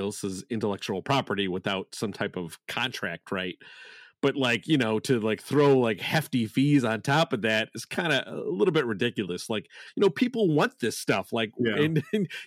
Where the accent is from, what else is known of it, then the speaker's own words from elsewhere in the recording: Chicago, Illinois, United States; I'm from Chicagoland area